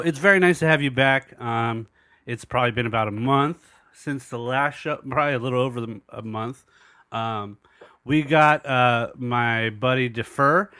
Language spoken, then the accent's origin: English; Southern California, United States; as a young man growing up in Southern California, going through Los Angeles in the late eighties, early nineties